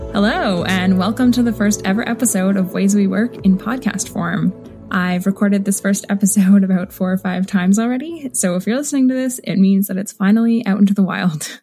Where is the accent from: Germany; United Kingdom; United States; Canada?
Canada; Waterloo, Ontario; my hometown of Waterloo, Ontario